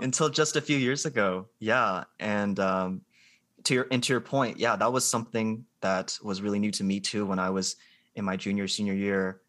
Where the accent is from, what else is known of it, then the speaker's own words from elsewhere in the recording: Columbus, Ohio, United States; also born or lived in Georgia; I'm from Columbus, Ohio. I grew up here